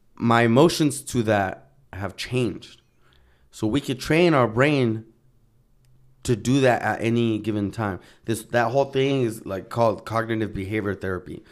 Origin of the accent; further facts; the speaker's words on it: Santa Ana, California, United States; moved away as an adult; I grew up in Santana, Orange County